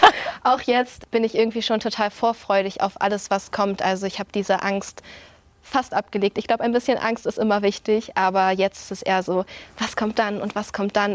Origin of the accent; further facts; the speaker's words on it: Flensburg, Schleswig-Holstein, Germany; Ich komme aus Flensburg